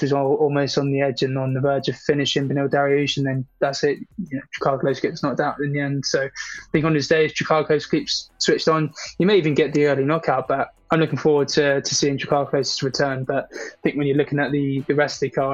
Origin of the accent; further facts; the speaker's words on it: United Kingdom; I'm a Brit